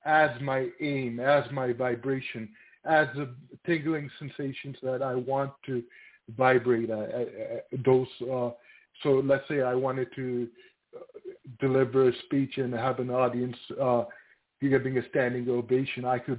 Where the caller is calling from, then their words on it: Toronto, Ontario, Canada; from Toronto.